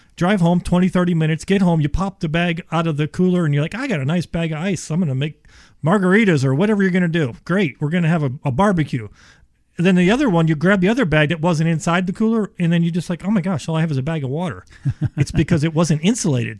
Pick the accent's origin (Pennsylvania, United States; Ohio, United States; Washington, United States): Ohio, United States; I am from Ohio.